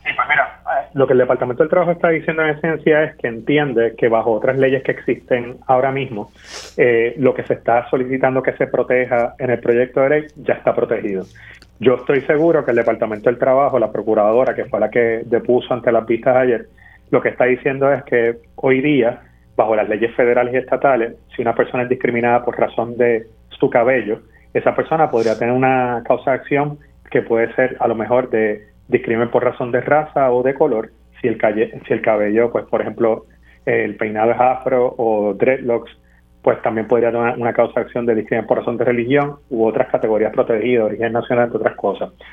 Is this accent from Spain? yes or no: no; Puerto Rico; como puertorriqueños